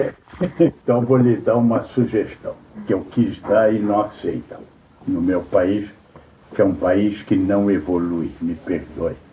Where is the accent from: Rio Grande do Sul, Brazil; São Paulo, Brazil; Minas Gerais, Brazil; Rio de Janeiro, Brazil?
Rio de Janeiro, Brazil; moved away as an adult; eu era menino, papai tinha uma casa grande lá no Cosme Velho